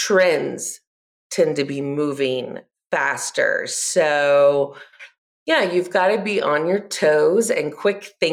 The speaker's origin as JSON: {"language": "English", "area": "Gwinnett County", "region": "Georgia", "country": "United States", "tie": "born or raised there", "said": "I grew up in Gwinnett County"}